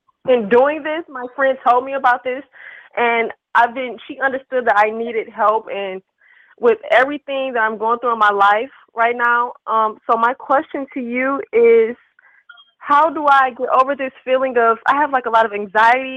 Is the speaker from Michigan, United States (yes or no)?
yes; Detroit, Michigan, United States; I'm from Detroit, Michigan